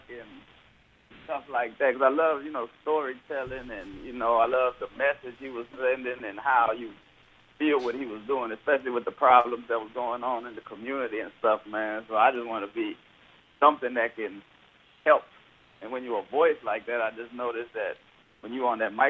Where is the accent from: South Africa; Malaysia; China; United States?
United States; Houston, Texas; moved away as an adult; now in Los Angeles, United States; growing up in Houston, it's real. We got our own little culture and style of hip-hop.